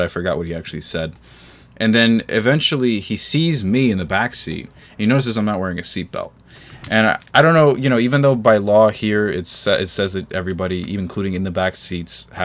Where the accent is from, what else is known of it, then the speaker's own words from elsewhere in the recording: United States; I'm an American